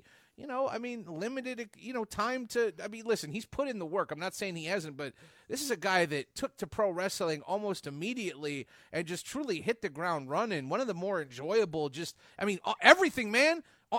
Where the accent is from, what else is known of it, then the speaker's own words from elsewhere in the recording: Northwest Indiana, United States; moved away; I know I'm from Indiana, but I'm a Bears fan. I'm from Northwest Indiana originally